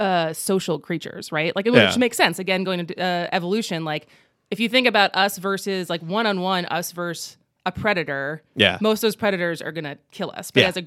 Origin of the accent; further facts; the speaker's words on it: Madison, Wisconsin, United States; also born or lived in California / New York; Yeah, I was born in Madison.